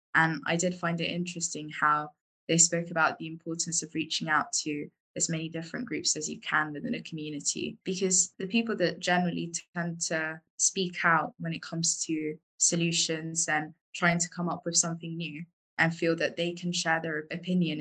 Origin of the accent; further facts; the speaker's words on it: London, United Kingdom; moved away; I am from London originally